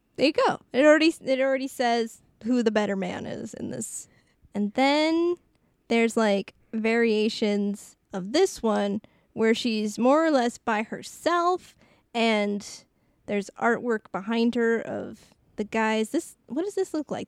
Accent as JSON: {"language": "English", "country": "Canada", "said": "I am so French"}